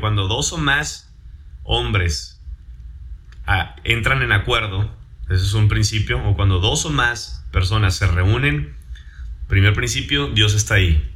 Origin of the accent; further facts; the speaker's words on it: Mexico; first language Spanish; Soy mexicano